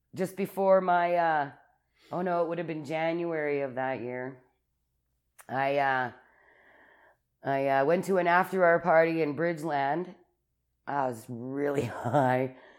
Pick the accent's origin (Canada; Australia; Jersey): Canada; Calgary, Alberta; I was born in Calgary in the Foothills Hospital